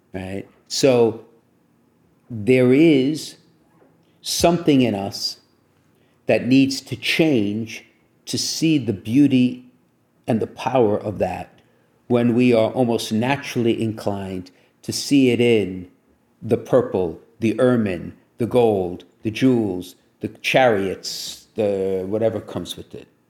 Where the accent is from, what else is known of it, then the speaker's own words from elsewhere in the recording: Brooklyn, New York, United States; when I grew up in Brooklyn, I went to parochial school